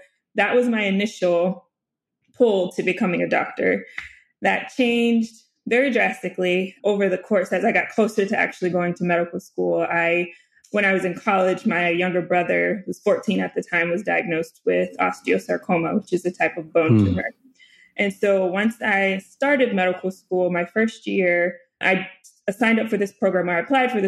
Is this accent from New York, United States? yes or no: no; Duluth, Georgia, United States; born there; also born or lived in North Little Rock, Arkansas; I grew up, I was born in Duluth, Georgia. And then we lived there for a couple of years.